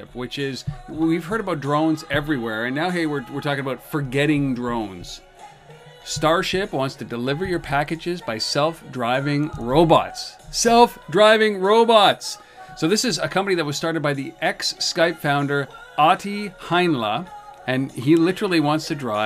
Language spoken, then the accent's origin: English; Canada; I'm Canadian, we're up here in Canada